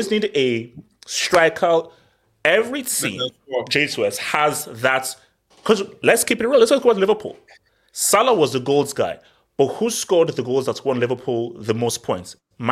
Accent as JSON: {"language": "English", "country": "Nigeria", "said": "I'm speaking as a Nigerian"}